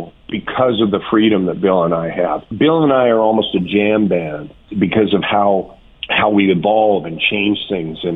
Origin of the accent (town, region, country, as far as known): Lynn Lake, Manitoba, Canada